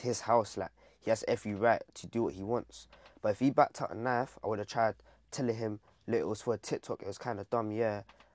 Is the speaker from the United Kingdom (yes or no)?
yes; London, United Kingdom; I'm from Hackney